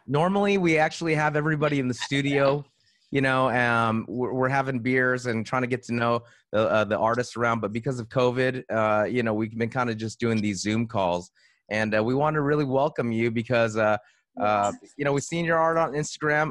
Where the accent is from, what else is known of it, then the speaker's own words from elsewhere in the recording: West Covina, California, United States; I grew up in West Covina